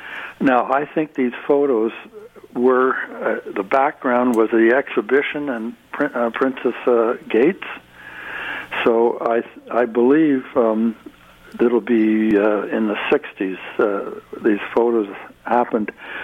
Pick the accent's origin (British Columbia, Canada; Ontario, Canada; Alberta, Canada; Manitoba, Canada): Ontario, Canada; Windsor; But when I was growing up in Windsor, Ontario